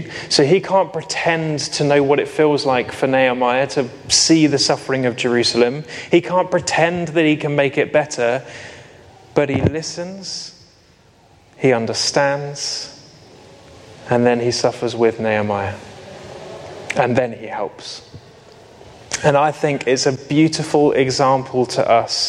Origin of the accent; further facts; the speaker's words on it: United Kingdom; we're very British